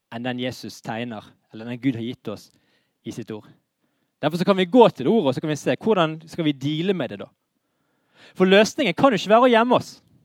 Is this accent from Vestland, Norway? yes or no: yes; Bergen, Vestland, Norway; vi er bergensere